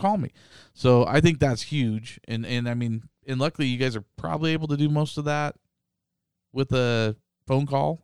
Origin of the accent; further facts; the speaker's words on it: Boise, Idaho, United States; Boise, Idaho.